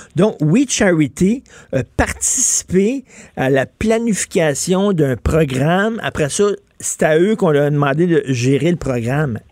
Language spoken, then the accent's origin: French; Montreal, Quebec, Canada; je viens de Verdun, je viens d'un milieu euh, très modeste, ouvrier. Mon père travaillait dans une shop